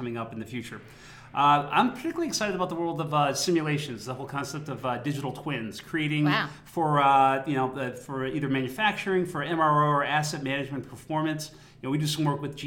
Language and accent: English; Boston, Massachusetts, United States; being a Bostonian and a native of the Commonwealth, we have a long history here